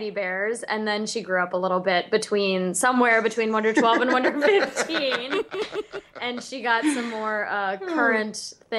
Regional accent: Florida, United States; I grew up in Florida

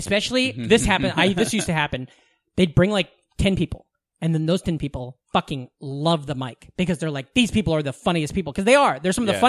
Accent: Southwest Iowa, United States; moved away; Near my hometown there's a town called Malvern, Iowa.

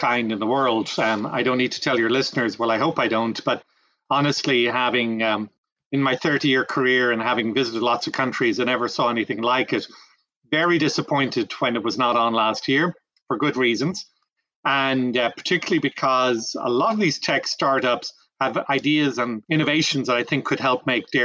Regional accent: Ireland; moved away as an adult; also born or lived in France / Brazil; now in North Carolina, United States; Grew up in Ireland

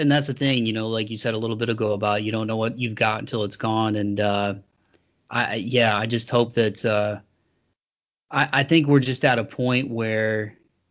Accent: Toledo, Ohio, United States; my hometown, some of the venues like Frankie's Inner City in Toledo

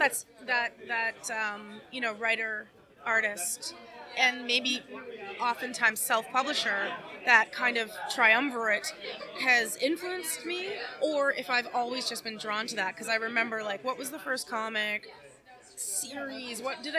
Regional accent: Toronto, Ontario, Canada; It's at Kingston Road and Warden, basically. And it was around the corner from where I grew up on Hague.

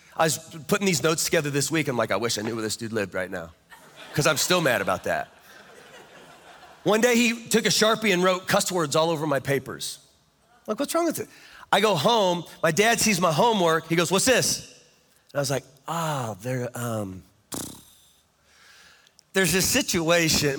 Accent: Kansas, United States; I'm from Kansas

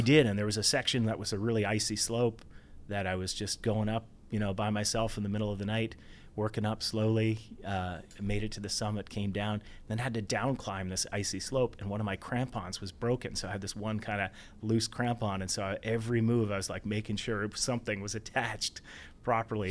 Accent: Ontario, Canada; also born or lived in Banff; now in Vancouver, Canada; I grew up in Ontario

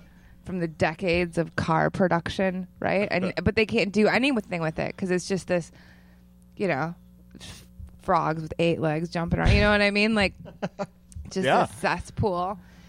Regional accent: Janesville, Wisconsin, United States; also born or lived in Savannah, Georgia; I'm from Janesville, Wisconsin.

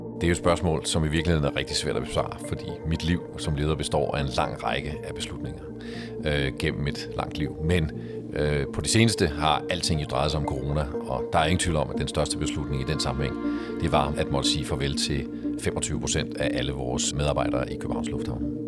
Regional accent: Denmark; vi som danskere

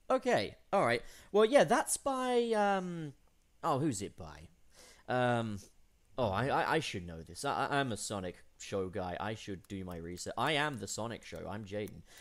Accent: England, United Kingdom; born or raised there; moved away as an adult

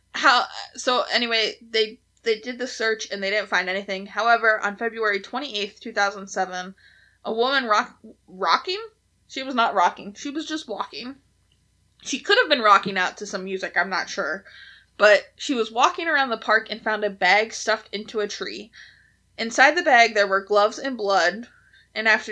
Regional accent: Pennsylvania, United States; we're from Pennsylvania and we slur our words together

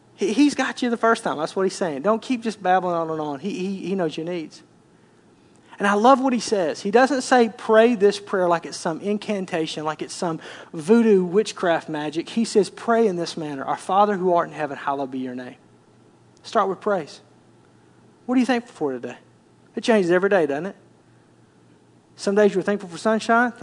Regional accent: Arkansas, United States; I grew up in Arkansas

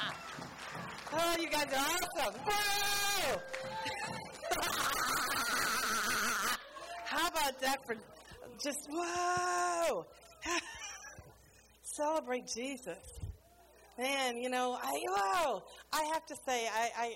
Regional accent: New Orleans, Louisiana, United States; moved away as an adult; now in Bulgaria; I'm from New Orleans

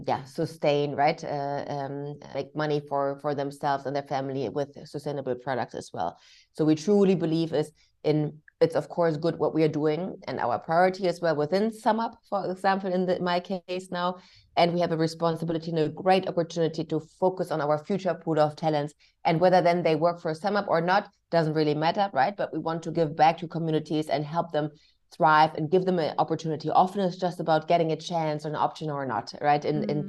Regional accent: Germany; English is a second language; And about myself, I was born and raised in Germany. However, I'm mixed race. My father was Indonesian Chinese.

